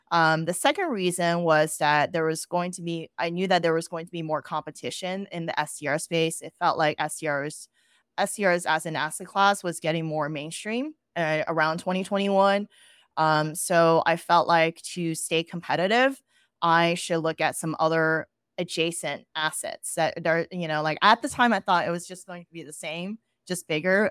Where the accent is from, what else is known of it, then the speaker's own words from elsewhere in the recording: Austin, Texas, United States; moved away as an adult; also born or lived in New York City; I moved back to Austin, which is my hometown